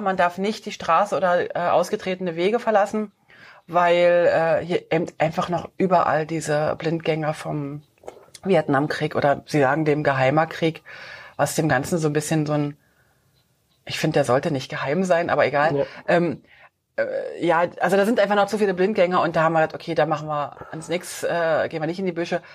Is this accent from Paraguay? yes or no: no; Switzerland; bei uns in der Schweiz